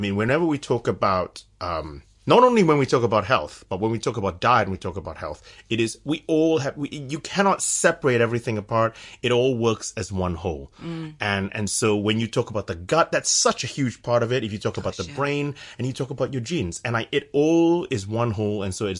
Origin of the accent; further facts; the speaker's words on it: San Francisco, California, United States; now in Cambridge, United Kingdom; So I'm from San Francisco. I don't sound like my wife's English. But so I did my undergraduate at the University of California at Berkeley.